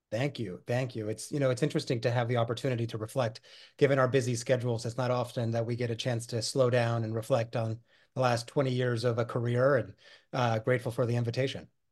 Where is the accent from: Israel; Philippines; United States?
United States; Pacific Northwest; also born or lived in Buenos Aires, Argentina; I was born in Buenos Aires, Argentina, and, uh, was born and raised there. My family moved to the United States, uh, in search of that, that elusive American dream, uh, when I was nine years old, and we settled in the Pacific Northwest